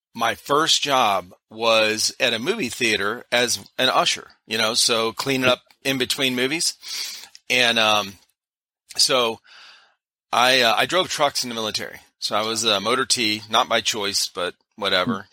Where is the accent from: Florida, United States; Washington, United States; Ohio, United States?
Ohio, United States; Cleveland; I grew up in Cleveland area, Cleveland, Ohio